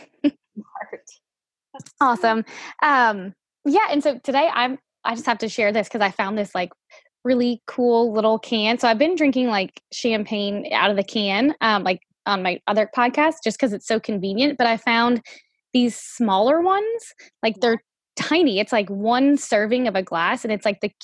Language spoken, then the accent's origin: English; Louisiana, United States; I'm from Louisiana, so not that far